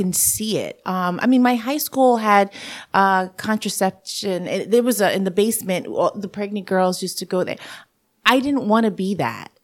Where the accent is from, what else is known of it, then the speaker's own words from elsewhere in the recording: New York City, New York, United States; accent: New Yorkian English; first language Spanish; English is a second language; also born or lived in Bayamón, Puerto Rico / Orange County; living in the Bronx with a mom that didn't speak English and, uh, didn't understand a system and was by herself pretty much, um, made it that I'd had to grow up very fast